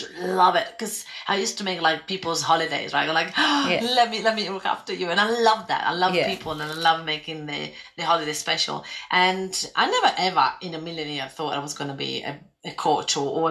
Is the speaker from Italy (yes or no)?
yes; Italy; moved away as an adult; also born or lived in London / Spain / Greece; now in Australia; I grew up in Italy and I left Italy and I went to live in London and then Spain and then Greece.